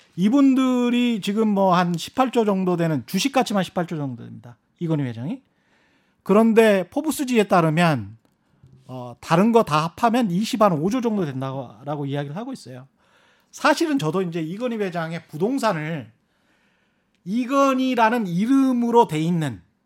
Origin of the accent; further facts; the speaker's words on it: Yeosu, South Jeolla, South Korea; 제 고향인 요수에도 땅이 있고요